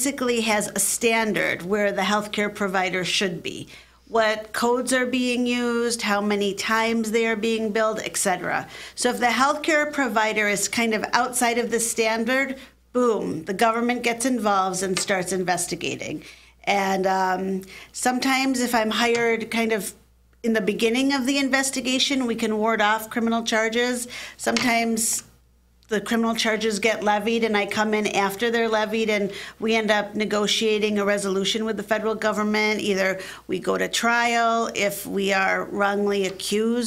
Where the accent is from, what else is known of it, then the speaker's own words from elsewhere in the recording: Michigan, United States; also born or lived in Atlanta / Philadelphia; I grew up here in Michigan